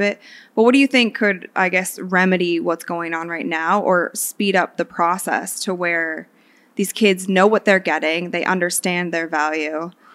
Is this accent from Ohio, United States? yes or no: yes; Akron, Ohio, United States; I'm from Akron